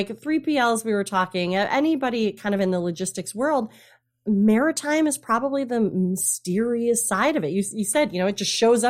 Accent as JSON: {"language": "English", "region": "Midwest", "country": "United States", "said": "Like I'm a Midwesterner, you know, that speaks regularly."}